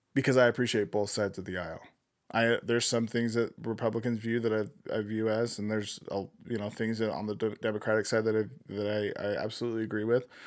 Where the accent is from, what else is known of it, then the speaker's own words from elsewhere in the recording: United States; as an American